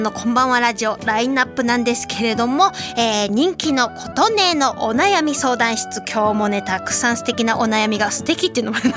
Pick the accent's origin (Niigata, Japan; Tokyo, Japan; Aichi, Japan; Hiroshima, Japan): Hiroshima, Japan; 広島市出身なんですけれども、